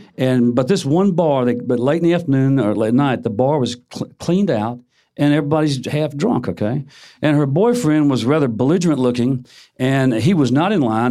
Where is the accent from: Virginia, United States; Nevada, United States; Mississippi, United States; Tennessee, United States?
Tennessee, United States; suburb of Memphis; in my hometown, it was a suburb of Memphis.